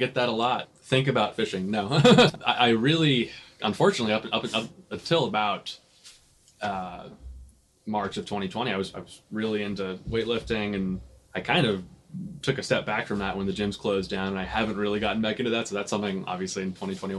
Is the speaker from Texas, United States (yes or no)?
no; Vienna, Virginia, United States; also born or lived in Connecticut; So I was actually born in Connecticut. I only lived there for the first 2 years of my life. I have no memory of it whatsoever. I've lived in the, like, sort of Vienna Tysons area since 1998.